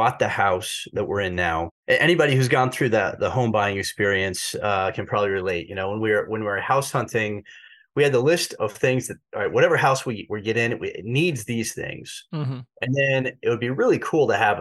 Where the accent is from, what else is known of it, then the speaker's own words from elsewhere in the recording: Kansas City, United States; I went to Catholic schools growing up in Kansas City